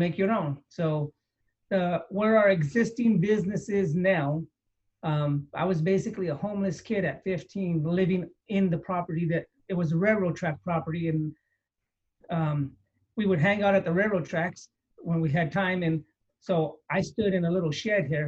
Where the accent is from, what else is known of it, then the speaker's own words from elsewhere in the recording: San Jose, California, United States; I grew up here in San Jose